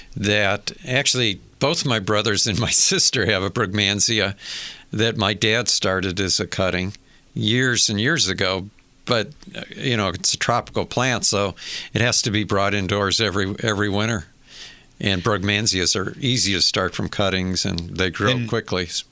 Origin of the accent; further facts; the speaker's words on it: Michigan, United States; I remember as a kid growing up in Michigan